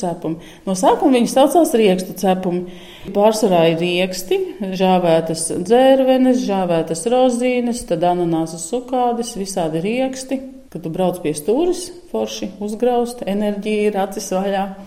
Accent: Sniķere, Auce Municipality, Latvia; now in Īle, Latvia; es esmu dzimusi Sniķerē, ir tāda vieta

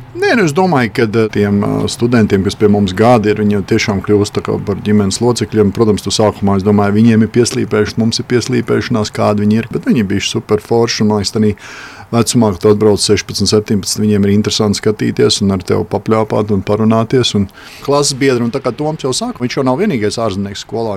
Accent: Latvia; moved away as an adult; now in United States; mēs esam divi latvieši

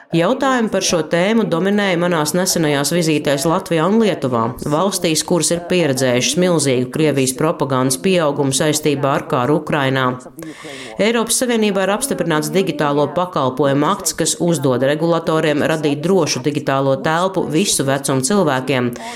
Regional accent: Malta; es nāku no Maltas, kas saskaņā ar konstitūciju ir neitrāla valsts

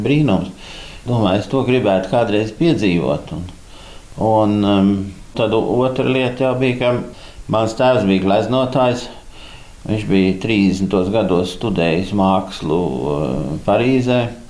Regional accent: Stockholm, Stockholm County, Sweden; first language Latvian; es uzaugu Stokholmā

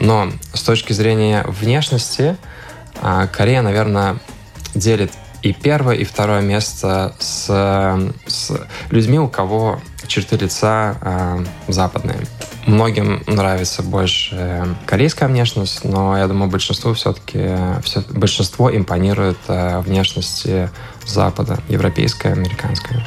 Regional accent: Riga, Latvia; also born or lived in Indonesia; я рижанин, я родился в Риге

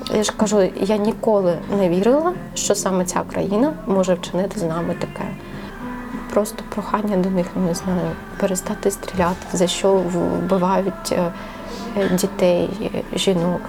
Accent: Ukraine; moved away as an adult; повернутися додому. Там наші рідні, там ну, багатьох там залишились сім'ї. Це просто рідний рідний твій дім, де ти виріс.

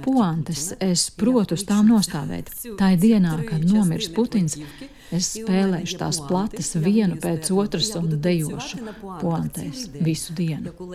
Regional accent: Uzhhorod, Zakarpattia Oblast, Ukraine; Latvian is a second language; esmu dzimusi Užgorodā, krievalodīgā ģimenē

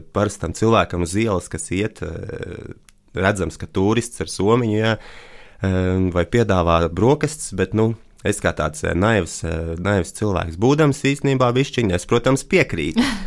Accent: Riga, Latvia; es no Latvijas, Rīgas

